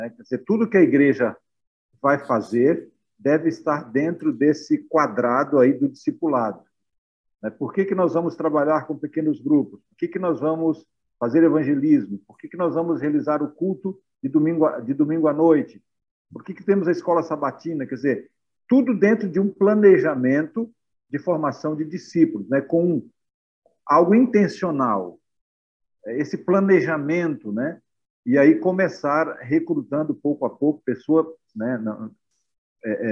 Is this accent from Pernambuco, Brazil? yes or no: yes; Pernambuco, Brazil; now in Manaus, Brazil; Eu faço parte da igreja e estou é, nesse momento em Manaus, mas sou pernambucana.